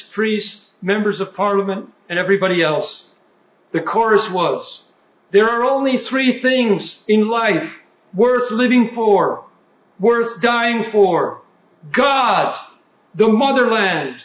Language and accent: English; United States; us Americans